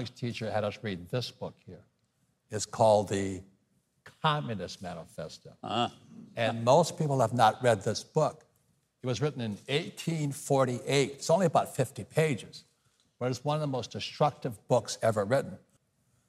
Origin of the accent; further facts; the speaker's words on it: Hawaii, United States; I'm from Hawaii.